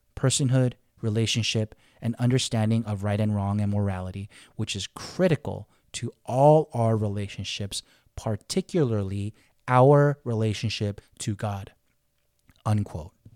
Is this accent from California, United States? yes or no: yes; Los Angeles, California, United States; growing up in Koreatown, Los Angeles, I had Korean everything